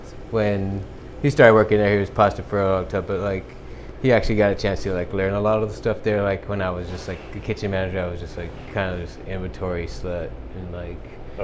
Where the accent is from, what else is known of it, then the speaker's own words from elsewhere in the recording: South Texas, United States; now in Austin, United States; I grew up around barbecue because I'm from South Texas